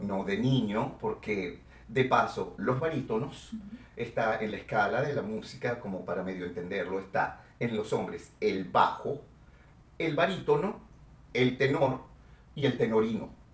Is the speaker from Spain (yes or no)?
no; Venezuela; moved away as an adult; also born or lived in Mexico City, Mexico; estoy en mi país